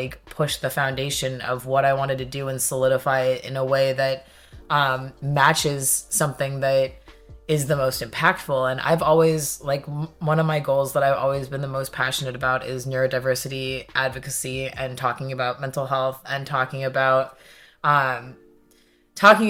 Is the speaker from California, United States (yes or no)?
yes; California, United States; now in Salem, United States; I'm from California